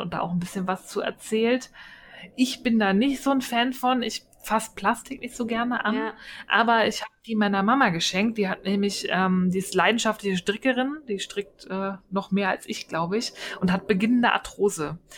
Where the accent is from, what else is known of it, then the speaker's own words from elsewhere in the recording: Berlin, Germany; accent: Berlin; ich bin Berlinerin, wir können kein